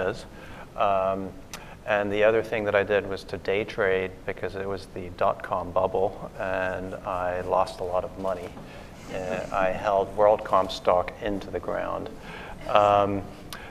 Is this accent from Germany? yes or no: yes; Germany; moved away; I'm originally from Germany